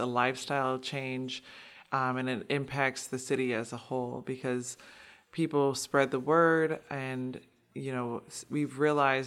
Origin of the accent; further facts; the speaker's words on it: Milwaukee, Wisconsin, United States; I'm born and raised in Milwaukee. I grew up in the 53206 neighborhood